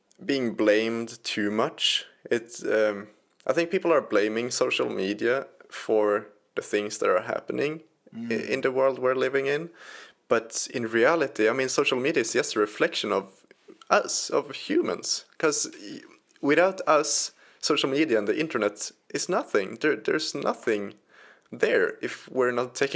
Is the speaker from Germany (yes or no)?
no; Sweden; my home country, Sweden